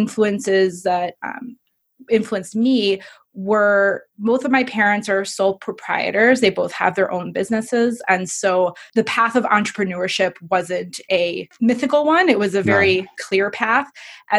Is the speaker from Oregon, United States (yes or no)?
no; Evanston, Illinois, United States; I was born and raised in Chicago. I'm a proud Chicagoan. If you want to get technical, I was raised in Evanston